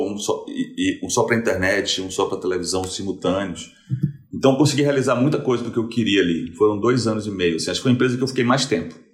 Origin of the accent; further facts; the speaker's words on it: Salvador, Bahia, Brazil; moved away as an adult; now in São Paulo, Brazil; Eu mudei para São Paulo em 2004, tinha 23, tinha 23 anos. E quando, como eu vim de Salvador para São Paulo